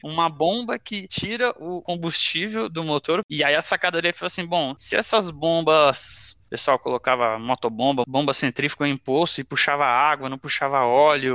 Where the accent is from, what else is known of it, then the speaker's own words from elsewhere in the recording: Cubatão, São Paulo, Brazil; also born or lived in Santos; eu nasci, na verdade, em Santos, que é a cidade aqui do lado de Cubatão, mas cresci em Cubatão